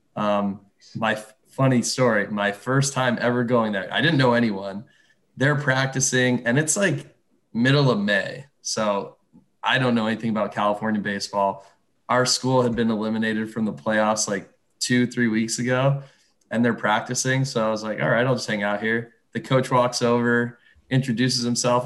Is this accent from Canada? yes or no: yes; just south of Toronto, Ontario, Canada; moved away as an adult; growing up, just South of Toronto